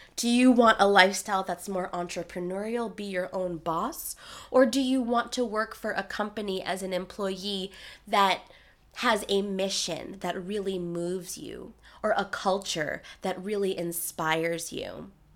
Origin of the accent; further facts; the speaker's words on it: New York City, New York, United States; I was raised in Queens, New York, by a single tiger mom